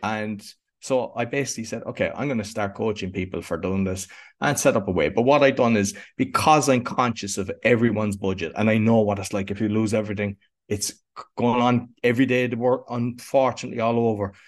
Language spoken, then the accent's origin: English; Cork, Munster, Ireland; I grew up in Cork in Ireland, which is in the, the south of Ireland.